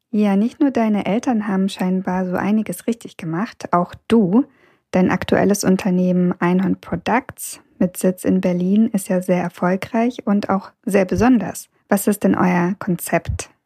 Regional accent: Kazakhstan; now in Germany; damit gehöre ich zu den nur vier Prozent der Aussiedlerinnen aus Kasachstan, die in Deutschland leben und selbstständig sind

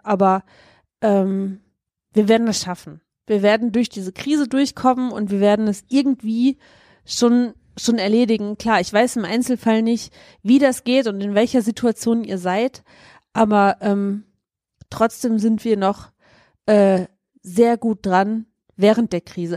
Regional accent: Germany; wir generell als Deutsche

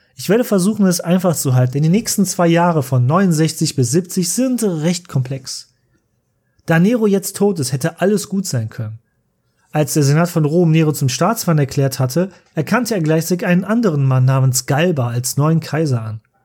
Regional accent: Cologne, North Rhine-Westphalia, Germany; bei uns in Köln

